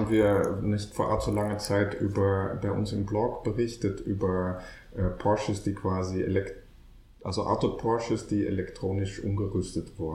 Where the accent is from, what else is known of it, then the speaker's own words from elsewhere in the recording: Netherlands; now in Berlin, Germany; ich bin Niederländer